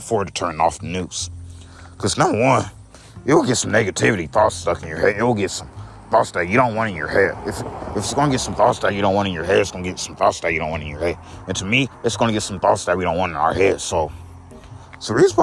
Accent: United States; I'm American

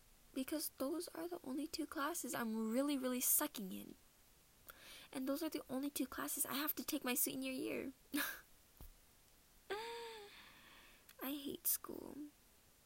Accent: Minnesota, United States; accent: Minnesota accent; now in North Carolina, United States; I'm from Minnesota

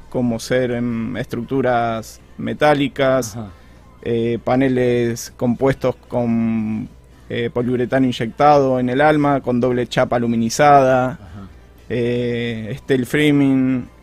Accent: Casilda, Santa Fe, Argentina; also born or lived in Rosario; Nací en Rosario, me mudé a Casilda, volví a Rosario a estudiar

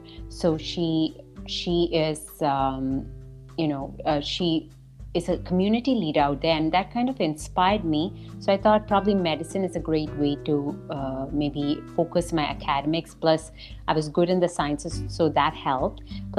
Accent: Doha, Qatar; And I was born in Doha, Qatar. That's a country in the Arabian Gulf. I grew up in a South Asian household

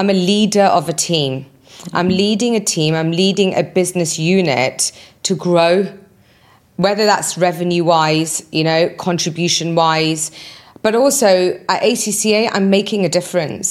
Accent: United Kingdom; moved away as an adult; also born or lived in Birmingham; now in United Arab Emirates; I was born and raised in the UK

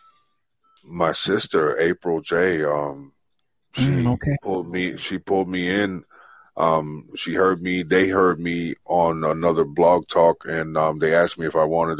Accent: New York City, New York, United States; I'm born and raised in the Bronx, New York City

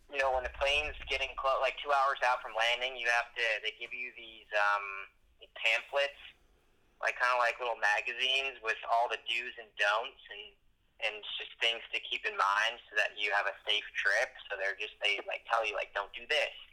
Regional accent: United States; I'm an American

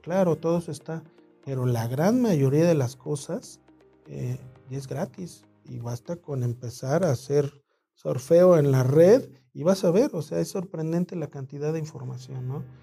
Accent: Mexico City, Mexico; nací en el DF

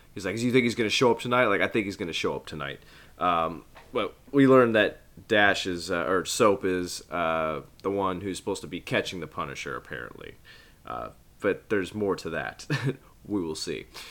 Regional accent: Midwest, United States; being a Midwesterner

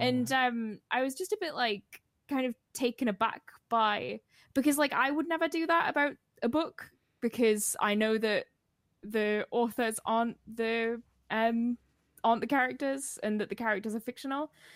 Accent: the Northeast, North East England, United Kingdom; I'm from the Northeast.

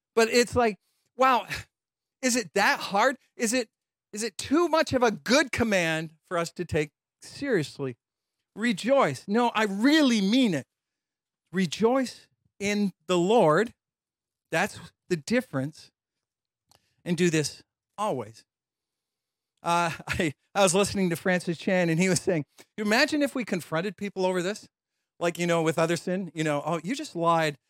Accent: London, Ontario, Canada; also born or lived in Chicago; I grew up in London, Ontario

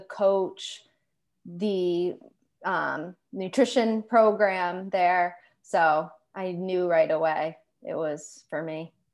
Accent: Western Massachusetts, United States; also born or lived in Maine / Boston area; born and raised Western Massachusetts

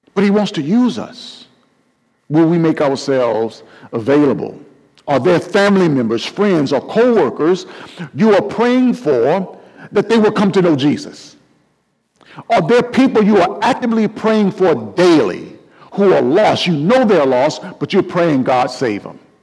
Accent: Mobile, Alabama, United States; my hometown of Mobile, Alabama

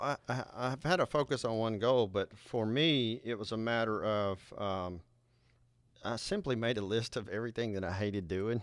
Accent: Nashville, Tennessee, United States; Nashville, Tennessee, my hometown

